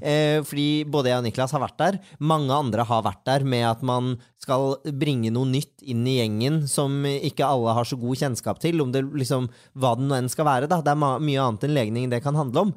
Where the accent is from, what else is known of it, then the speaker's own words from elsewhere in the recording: Bærum, Akershus, Norway; jeg er jo fra Bærum